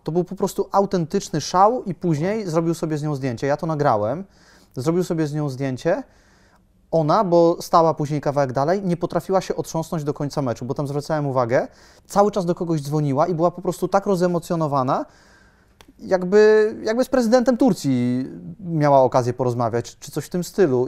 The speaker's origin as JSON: {"language": "Polish", "country": "Poland", "said": "jestem z Polski"}